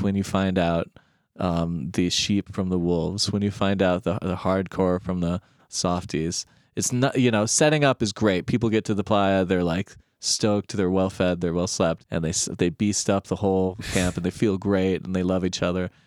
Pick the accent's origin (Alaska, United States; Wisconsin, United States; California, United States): Alaska, United States; moved away as an adult; also born or lived in East Coast; I'm originally from Alaska